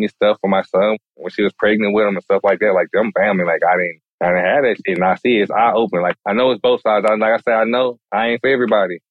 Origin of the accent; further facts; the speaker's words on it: Galveston, Texas, United States; I had white friends growing up in Galveston